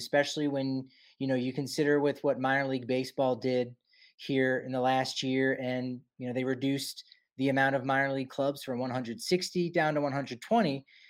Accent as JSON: {"language": "English", "region": "Colorado", "country": "United States", "tie": "born or raised there", "said": "as a kid growing up in Colorado"}